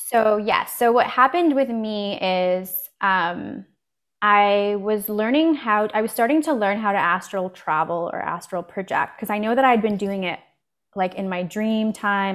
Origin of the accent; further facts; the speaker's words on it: Canada; also born or lived in Poland; I was born in Poland, actually, and my family immigrated here, uh, when I was four to Canada. I live in Canada